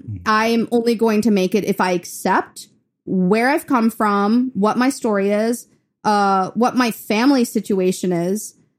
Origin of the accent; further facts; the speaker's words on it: Chennai, Tamil Nadu, India; now in Memphis, United States; So that's when we moved from India to Memphis, and I was in Chennai, India, which is in the south.